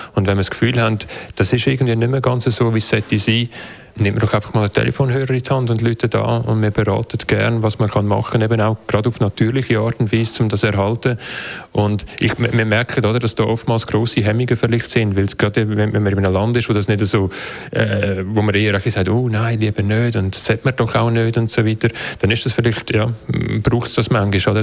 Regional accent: Switzerland

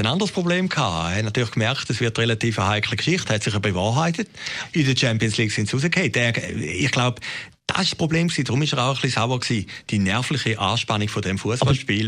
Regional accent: Switzerland; Bei uns in der Schweiz

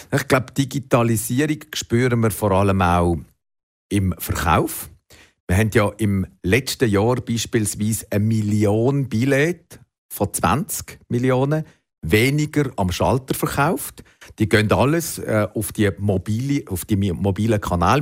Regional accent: Switzerland; bei uns in der Schweiz

